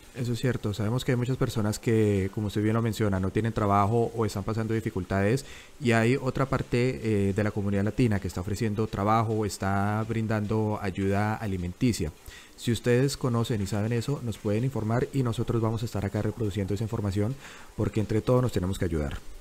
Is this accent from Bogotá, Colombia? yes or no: yes; Bogotá, Colombia; moved away as an adult; now in Sydney, Australia; soy bogotano